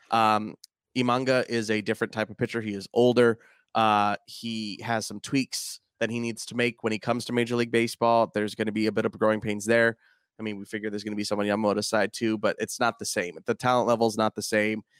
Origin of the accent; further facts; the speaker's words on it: California, United States; being a Californian